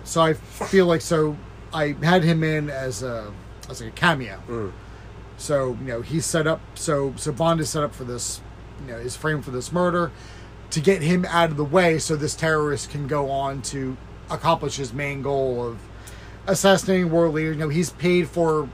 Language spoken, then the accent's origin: English; United States; being an American